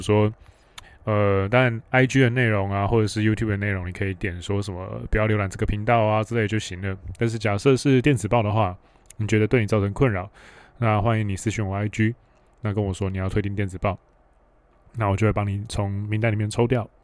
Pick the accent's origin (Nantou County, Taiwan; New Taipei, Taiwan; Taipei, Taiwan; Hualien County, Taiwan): Hualien County, Taiwan; Hualien; 我是在花莲长大